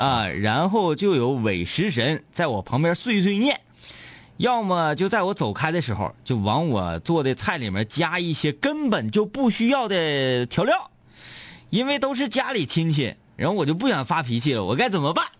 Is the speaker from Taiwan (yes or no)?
no; Northeast China, China